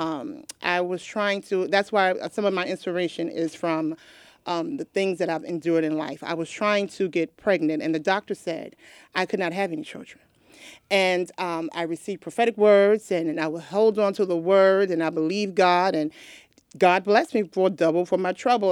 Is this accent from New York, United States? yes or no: yes; New York, United States; now in Delaware, United States; I was born and raised in New York